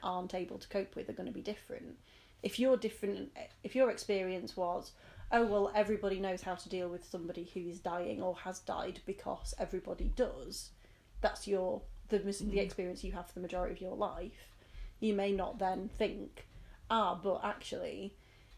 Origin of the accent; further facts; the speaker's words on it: United Kingdom; we, as British people